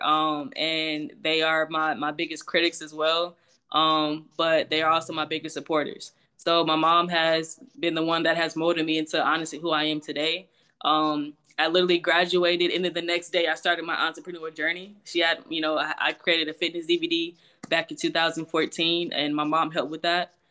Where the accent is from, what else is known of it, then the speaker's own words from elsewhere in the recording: Houston, Texas, United States; also born or lived in Greenville, South Carolina; I was actually born in Greenville, South Carolina, um, and I literally moved to Houston, Texas when I was, like, around one years old, so I always say I'm from Houston. Um, but I grew up in, in Texas